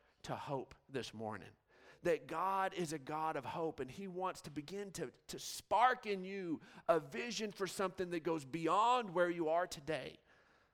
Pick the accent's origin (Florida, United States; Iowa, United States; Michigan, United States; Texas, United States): Texas, United States; Odessa; Growing up in West Texas, I mean, you just see forever. I mean, Odessa is just flat, flat, flat